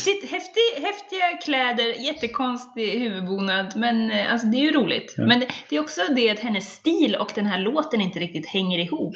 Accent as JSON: {"language": "Swedish", "country": "Sweden", "said": "jag är svensk"}